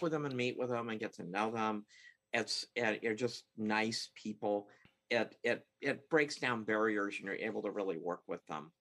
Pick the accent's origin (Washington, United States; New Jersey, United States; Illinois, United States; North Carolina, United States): Washington, United States; Seattle; I uh, was born and raised in the Seattle area